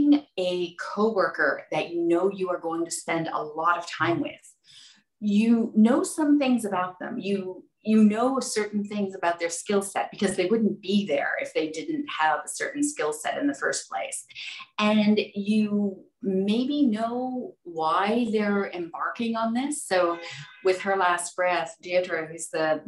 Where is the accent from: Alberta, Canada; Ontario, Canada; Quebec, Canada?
Ontario, Canada; Toronto; moved away; I got into it by pitching stories about my hometown. I'm from Toronto originally